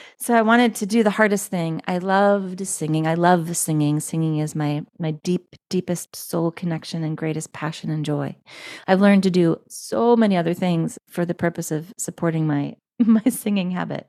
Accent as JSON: {"language": "English", "town": "Philadelphia", "region": "Pennsylvania", "country": "United States", "also_born_or_lived": "Manhattan, Kansas / California", "lives_now": "New York, United States", "said": "I am equal parts from the Philadelphia area, from Manhattan, Kansas, and from California. I currently live in the other Manhattan, the Big Apple, New York City."}